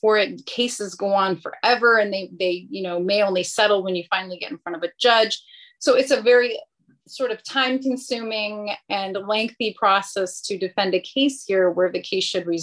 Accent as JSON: {"language": "English", "region": "Northern California", "country": "United States", "moved": "as an adult", "lives_now": "Riverside County, United States", "said": "I'm originally from Northern California"}